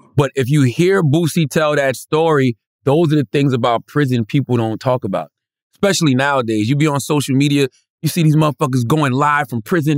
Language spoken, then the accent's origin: English; Moncks Corner, South Carolina, United States; my hometown of Moncks Corner, South Carolina